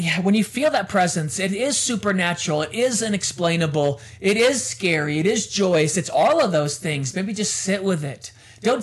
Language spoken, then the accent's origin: English; United States; also born or lived in London; I'm American